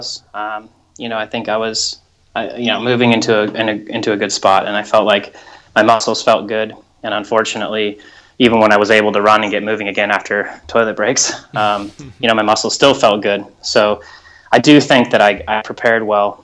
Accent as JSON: {"language": "English", "country": "United States"}